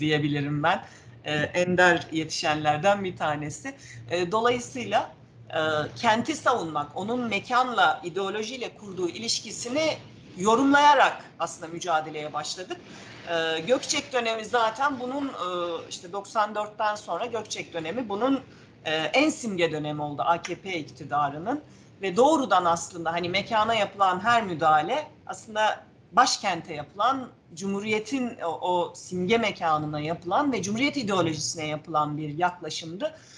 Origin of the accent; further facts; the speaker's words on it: Ankara, Turkey; also born or lived in Manisa; 3 yaşında Ankara'ya gelmişiz. Ankara'da büyüdüm ben